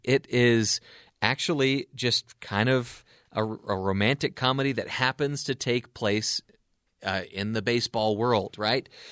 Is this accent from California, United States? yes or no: yes; Anaheim, California, United States; I'm from Anaheim